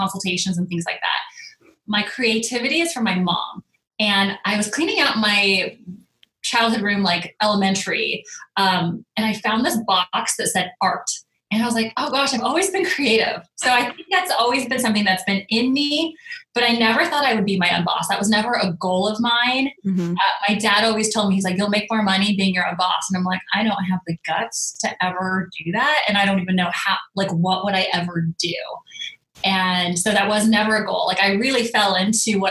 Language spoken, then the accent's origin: English; Northern California, United States; moved away as an adult; also born or lived in Arizona / Los Angeles; I'm from Northern California.